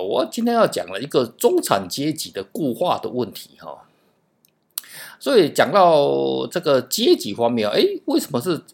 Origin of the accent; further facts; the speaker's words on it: Taiwan; 因为我们台湾人哦，是受 基本上是美式教育了哈